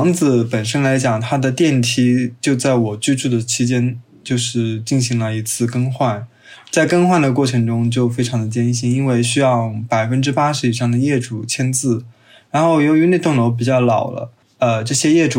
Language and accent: Chinese; Chongqing, China; 我来自重庆。